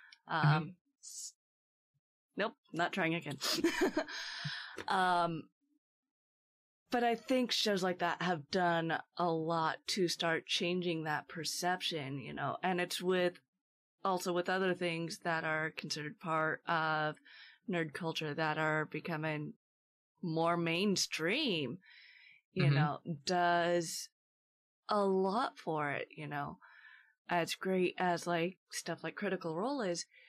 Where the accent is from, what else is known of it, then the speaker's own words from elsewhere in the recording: Portland, Oregon, United States; I grew up in Portland and lived in Portland for years